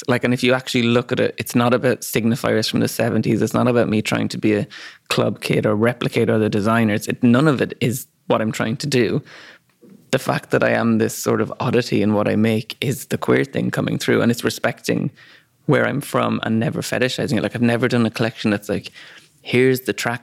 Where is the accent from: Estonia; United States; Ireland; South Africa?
Ireland; accent: Irish; moved away; also born or lived in London; he heard my accent, was like, oh, you're Irish